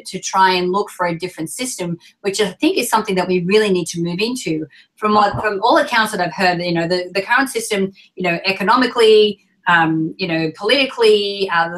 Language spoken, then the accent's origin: English; Australia; moved away; I'm Australian